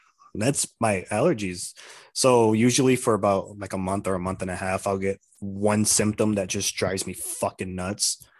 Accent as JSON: {"language": "English", "town": "Tucson", "region": "Arizona", "country": "United States", "moved": "as an adult", "lives_now": "Casa Grande, United States", "said": "I'm from Tucson. I live in Casa Grande now"}